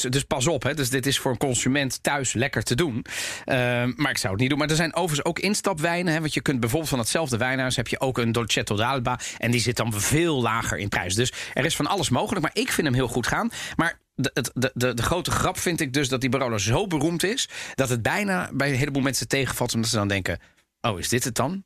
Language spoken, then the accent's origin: Dutch; Netherlands; ik ben geboren en getogen in Nederland